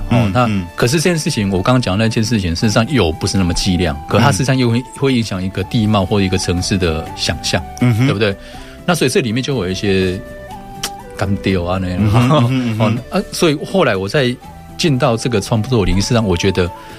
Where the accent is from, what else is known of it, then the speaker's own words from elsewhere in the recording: Shalu, Taichung, Taiwan; 因为我我是在沙鹿的市场长大的小孩，嗯，就是说这种经验事实上阅读。除了课内的课本以外，其他阅读几乎没有。